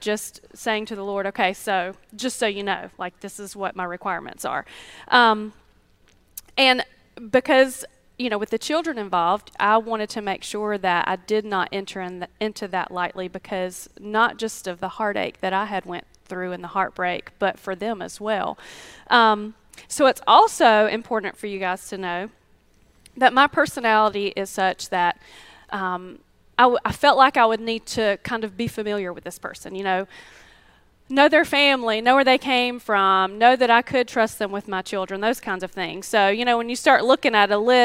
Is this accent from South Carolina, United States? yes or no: yes; Greer, South Carolina, United States; I grew up in Greer, so I know everybody